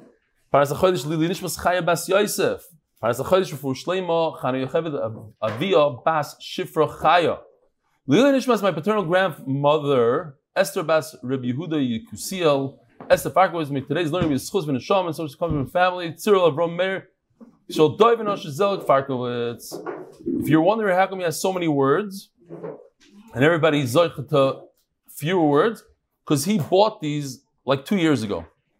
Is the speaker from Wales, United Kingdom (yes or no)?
no; London, United Kingdom; not from Lakewood and not from Kiryas Yel. I'm exclusively from London.